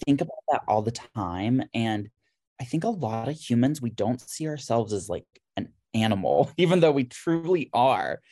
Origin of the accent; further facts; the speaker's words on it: Harmony, North Carolina, United States; moved away as an adult; also born or lived in Charlotte, North Carolina / Atlanta; now in Philadelphia, United States; I'm originally from Harmony, North Carolina.